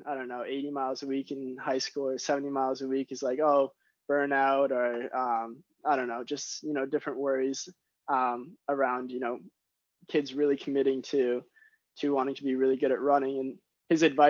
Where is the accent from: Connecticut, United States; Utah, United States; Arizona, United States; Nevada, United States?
Connecticut, United States; Glastonbury; I grew up in Glastonbury, which is like, I was a day student, 20 minutes from Loomis.